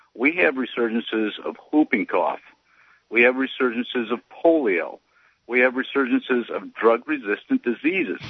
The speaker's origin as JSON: {"language": "English", "region": "Iowa", "country": "United States", "tie": "born or raised there", "moved": "yes", "lives_now": "South Carolina, United States", "said": "I grew up in Iowa, farm boy around Amish"}